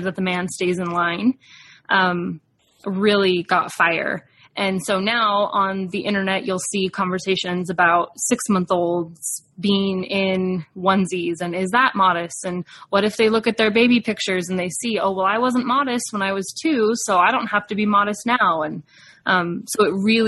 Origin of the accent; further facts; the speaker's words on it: Provo, Utah, United States; I was growing up in Provo, Utah in the 90s